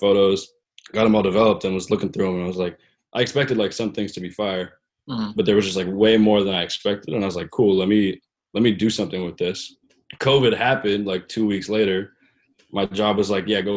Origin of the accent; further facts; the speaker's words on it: Portland, Oregon, United States; moved away as an adult; now in New York City, United States; I work and live in New York City, but I'm from Portland, Oregon